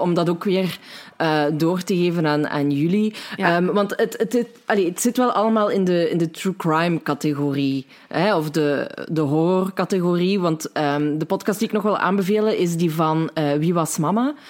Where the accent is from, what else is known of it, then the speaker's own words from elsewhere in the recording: Limburg, Belgium; wij Limburgers nog het meest verstaanbaar zijn van ons allemaal